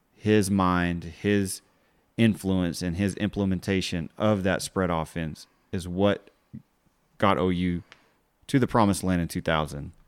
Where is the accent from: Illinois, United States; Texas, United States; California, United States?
Texas, United States; Texas Panhandle, United States; we're from the Panhandle